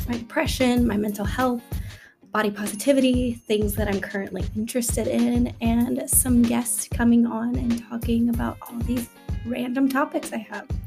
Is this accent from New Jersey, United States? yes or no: no; Atlanta, Georgia, United States; I'm from Atlanta, Georgia, born and raised. And some people like to consider me a Southern Belle, but I'm not sure that I will take that title.